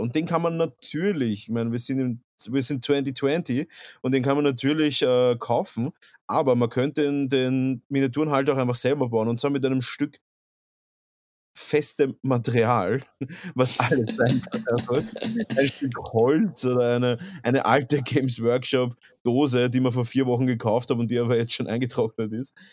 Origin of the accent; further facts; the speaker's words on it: Vienna, Austria; Ich bin ein Wiener